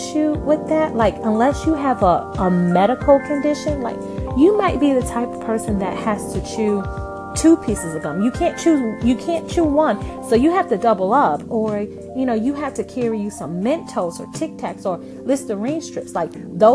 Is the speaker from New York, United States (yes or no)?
yes; New York, United States; moved away as an adult; now in Southern United States; I'm from New York, so when I moved to the South, it was kind of an adjustment